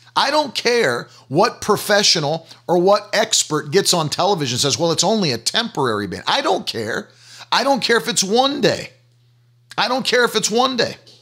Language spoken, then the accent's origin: English; United States; as an American